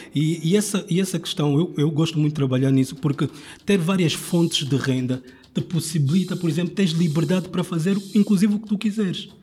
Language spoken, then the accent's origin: Portuguese; Angola; now in Portugal; eu sou angolano